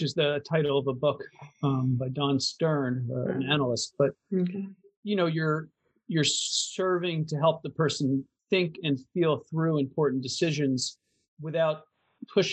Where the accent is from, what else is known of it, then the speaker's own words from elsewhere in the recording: Eastern Seaboard, East Coast, United States; I'm from the Eastern Seaboard